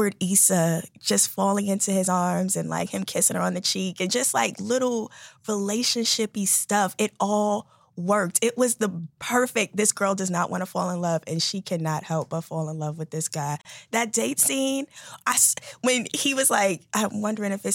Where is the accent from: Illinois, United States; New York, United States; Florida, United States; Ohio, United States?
New York, United States; I'm from New York